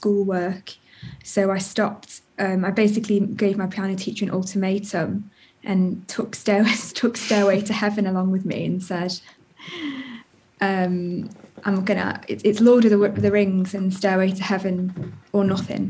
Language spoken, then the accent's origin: English; Chester, North West England, United Kingdom; moved away as an adult; also born or lived in Liverpool / Wirral Peninsula / Brighton; I was born in Liverpool and grew up in Chester